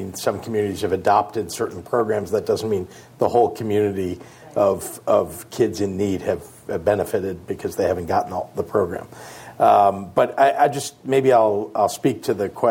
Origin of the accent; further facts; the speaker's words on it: Illinois, United States; also born or lived in California; Here in California, I'm from Illinois